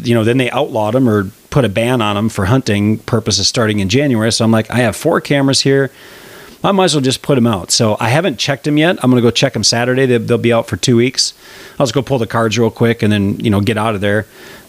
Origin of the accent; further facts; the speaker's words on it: Wisconsin, United States; And I came from Wisconsin, but I just see, you know, organizations like that just really being between a rock and a hard place.